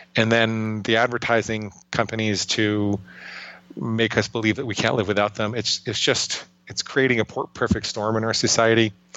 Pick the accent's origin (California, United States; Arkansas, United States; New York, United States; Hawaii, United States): New York, United States; New York City; I grew up in and around New York City